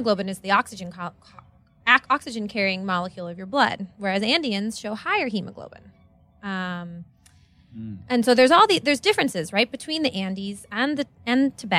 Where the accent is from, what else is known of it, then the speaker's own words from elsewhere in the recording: Pittsburgh, Pennsylvania, United States; moved away; also born or lived in Seattle; I grew up in Pittsburgh, Pennsylvania.